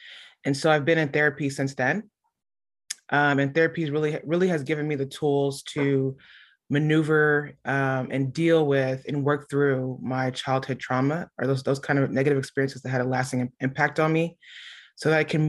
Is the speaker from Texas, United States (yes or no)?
yes; Houston, Texas, United States; So I'm a native Houstonian, born and raised. Yep. I grew up in A-Leaf. So I'm from the SWAT.